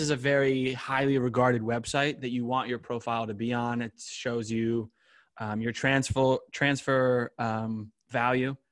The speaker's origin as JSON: {"language": "English", "country": "United States", "moved": "yes", "lives_now": "Hamburg, Germany"}